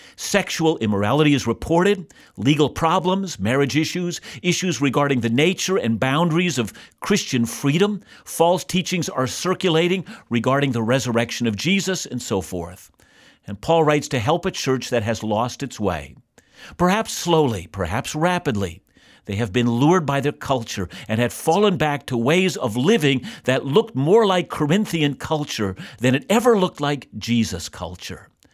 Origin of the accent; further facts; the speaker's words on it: Canada; I'm a Canadian, and I'm deeply thankful to be a citizen of this country.